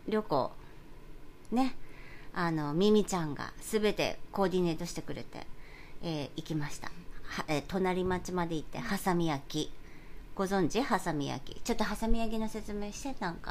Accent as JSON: {"language": "Japanese", "region": "Kyushu", "country": "Japan", "tie": "born or raised there", "moved": "as an adult", "lives_now": "New York, United States", "said": "里帰り中"}